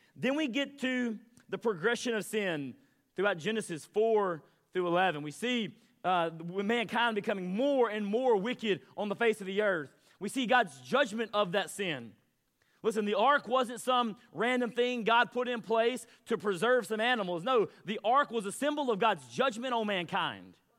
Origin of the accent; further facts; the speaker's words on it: Mississippi, United States; I'm from Mississippi